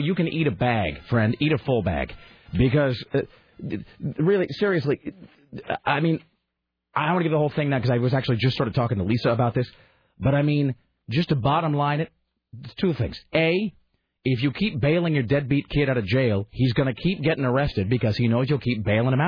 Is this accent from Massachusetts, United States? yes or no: no; Kennewick, Washington, United States; moved away; I grew up in a town called Kennewick, Washington, which is a stone's throw from the Hanford nuclear facility